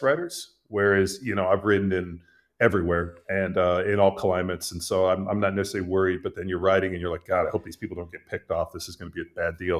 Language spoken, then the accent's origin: English; California, United States; moved away as an adult; now in Texas, United States; I grew up in California, lived there for most of my life. Uh, I live in Texas now